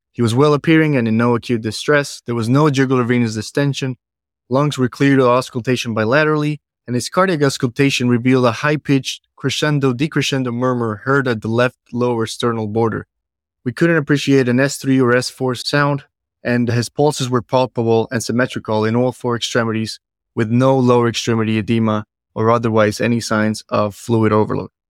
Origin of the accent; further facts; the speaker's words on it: Bogota, Colombia; now in Cleveland, United States; I'm originally from Bogota, Colombia